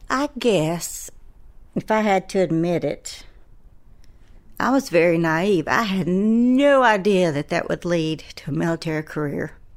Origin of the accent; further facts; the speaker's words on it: Asheville, North Carolina, United States; I grew up in West Asheville